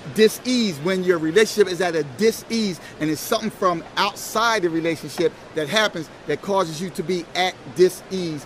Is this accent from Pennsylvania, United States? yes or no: yes; Philadelphia, Pennsylvania, United States; I'm from Philadelphia